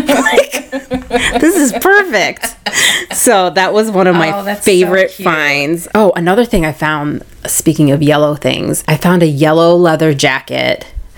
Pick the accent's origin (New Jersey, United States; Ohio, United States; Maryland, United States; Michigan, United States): Ohio, United States; Canal Fulton; We're from Canal Fulton.